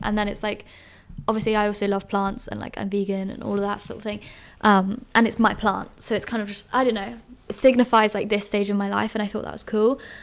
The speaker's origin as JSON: {"language": "English", "region": "London", "country": "United Kingdom", "tie": "born or raised there", "moved": "as an adult", "lives_now": "Edinburgh, United Kingdom", "said": "I grew up in London, but, like, Greater London, like, suburb"}